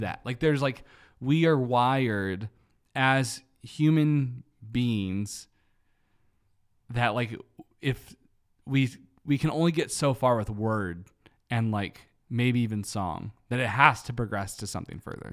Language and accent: English; United States; American Christians